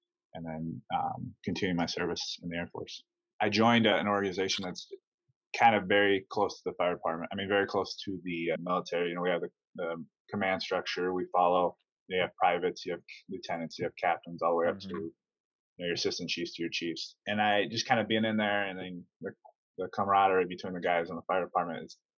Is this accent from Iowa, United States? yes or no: yes; Iowa, United States; I'm from Iowa, I'm from the Midwest